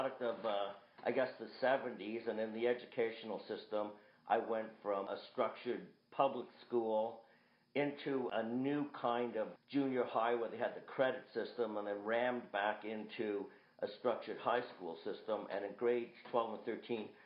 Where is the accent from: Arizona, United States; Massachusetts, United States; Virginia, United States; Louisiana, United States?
Massachusetts, United States; Boston; I was born in Boston